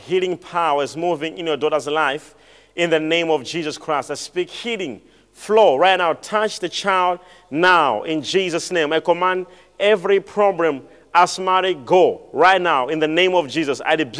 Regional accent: Botswana; I'm from Botswana.

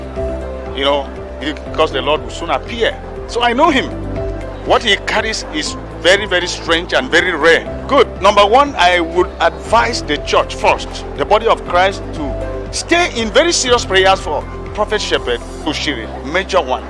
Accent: Nigeria; I came in from Nigeria

